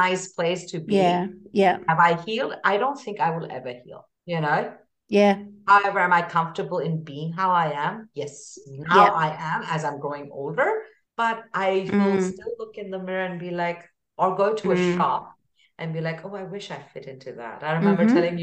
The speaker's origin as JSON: {"language": "English", "country": "India", "moved": "yes", "said": "woman of color, I hail from India."}